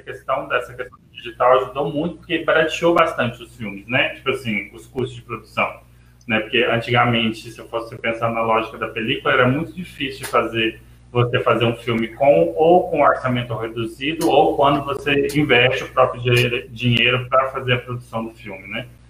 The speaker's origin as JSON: {"language": "Portuguese", "town": "Catalão", "region": "Goiás", "country": "Brazil", "also_born_or_lived": "Niterói", "said": "eu sou de Catalão, Goiás"}